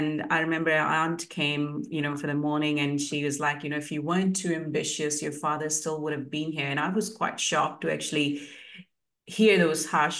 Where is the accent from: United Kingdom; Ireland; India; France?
India; moved away as an adult; also born or lived in New Zealand; now in Queensland, Australia; I moved to New Zealand in 2008 from India.